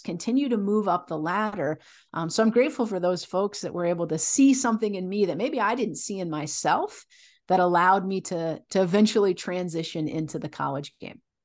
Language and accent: English; Illinois, United States; I grew up in the Midwest, mostly in Illinois. My family moved around a little bit